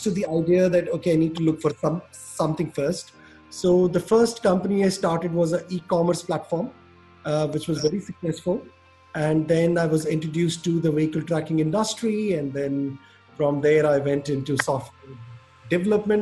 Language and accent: English; Orissa, Odisha, India; moved away as an adult; also born or lived in Delhi, India; now in Caribbean; I grew up in India, in a state called Orissa, which is in the east of India